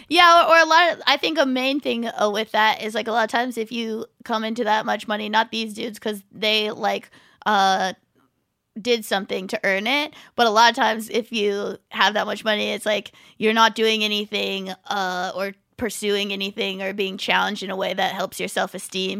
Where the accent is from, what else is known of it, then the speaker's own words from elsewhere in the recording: Orange County, California, United States; I grew up in Orange County